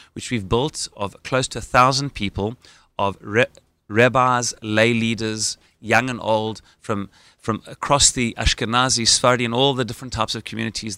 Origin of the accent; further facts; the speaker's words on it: Johannesburg, Gauteng, South Africa; accent: South African; moved away as an adult; now in Israel; having grown up in Johannesburg, South Africa